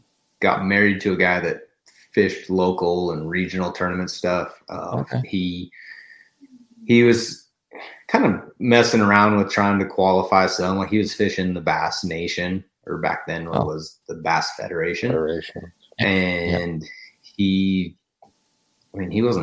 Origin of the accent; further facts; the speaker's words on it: North Idaho, United States; I'm born and raised in North Idaho